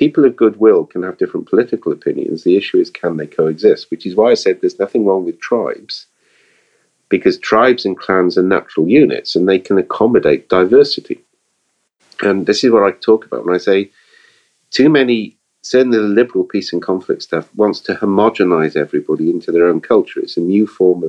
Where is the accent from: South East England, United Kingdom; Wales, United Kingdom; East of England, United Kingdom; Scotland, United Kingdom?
Wales, United Kingdom; we're Welsh.